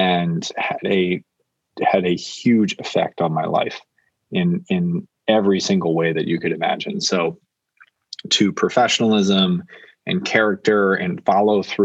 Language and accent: English; Naperville, Illinois, United States; I'm from Naperville, Illinois